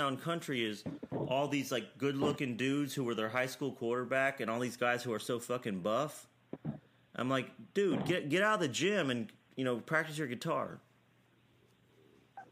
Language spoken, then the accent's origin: English; Kentucky, United States; I'm from Kentucky